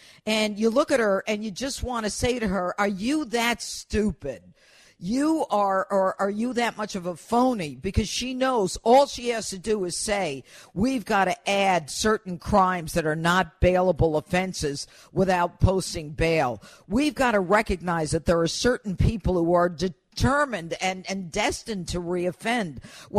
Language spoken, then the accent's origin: English; Elmira, New York, United States; I'm from Elmira, New York, Lee. I'm from upstate New York. I worked in a dairy when I was a kid.